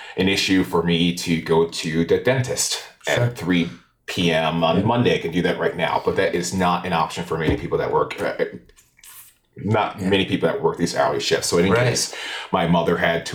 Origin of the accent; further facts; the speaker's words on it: Albany, New York, United States; I grew up in Arbor Hill in Albany.